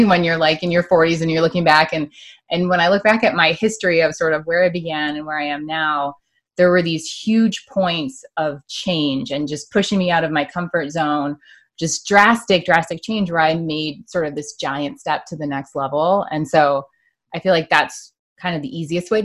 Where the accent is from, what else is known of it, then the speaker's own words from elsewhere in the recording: Michigan, United States; I grew up in Michigan